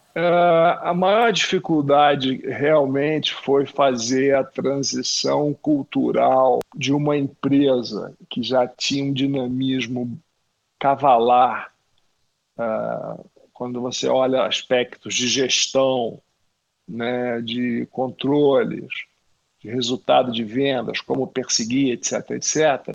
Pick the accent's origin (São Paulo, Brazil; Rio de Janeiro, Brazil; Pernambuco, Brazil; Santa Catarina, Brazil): Rio de Janeiro, Brazil; eu, como carioca